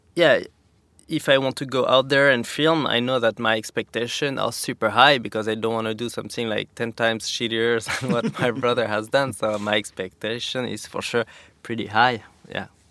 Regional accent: Saint-Lary-Soulan, Occitania, France; English is a second language; also born or lived in Val Thorens, France; now in Capbreton, France; I grew up in the Pyrenees, like a half hour from Spain in a resort called the Sanary.

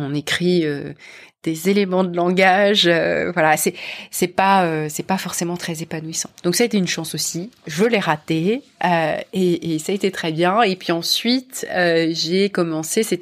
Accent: Paris, Île-de-France, France; moved away as an adult; now in London, United Kingdom; c'est comme ça que je suis partie de France, de Paris et de France et j'ai rejoint une entreprise américaine de la tech à Londres.

